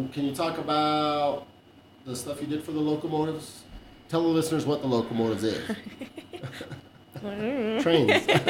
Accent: El Paso, Texas, United States; I'm from Southside, El Paso. That's where I grew up, you know?

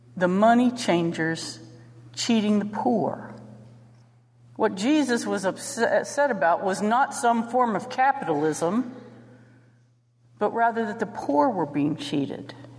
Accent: St. Clairsville, Ohio, United States; I was from St. Clairsville.

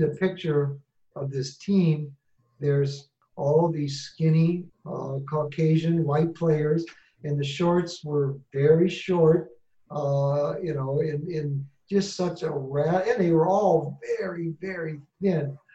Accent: Illinois, United States; Growing up in Illinois, Collinsville was all, always the, uh, you know, the big name in, in high school basketball in southwestern Illinois.

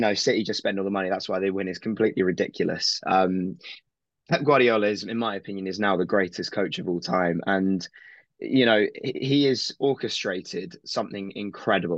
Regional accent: United Kingdom; I'm a Southerner.

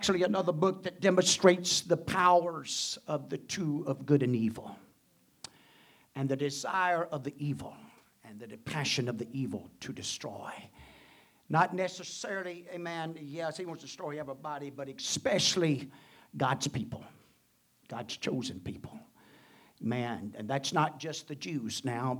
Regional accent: United States; born and placed here, not only with the birth, the citizen birth of the United States and being born as American man

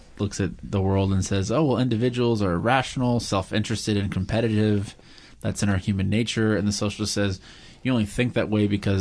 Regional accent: Indianapolis, Indiana, United States; moved away; also born or lived in Muncie, Indiana; I'm from Indianapolis originally

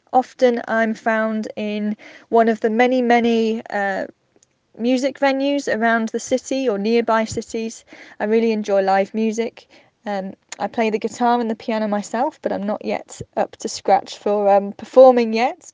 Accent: Cardiff, Wales, United Kingdom; moved away as an adult; now in Manchester, United Kingdom; my hometown of Cardiff

